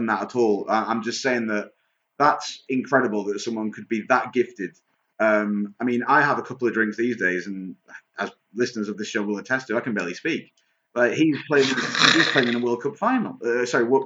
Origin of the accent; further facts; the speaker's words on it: the north of England, United Kingdom; also born or lived in Manchester; I'm certainly not Irish. I'm Northern English